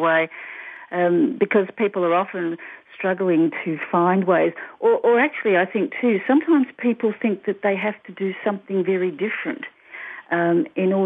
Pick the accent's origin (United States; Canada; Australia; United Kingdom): Australia; I'm Australian.